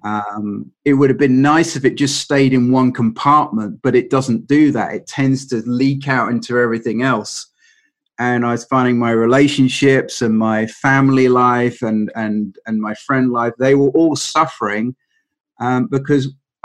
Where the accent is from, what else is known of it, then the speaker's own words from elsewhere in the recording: England, United Kingdom; being English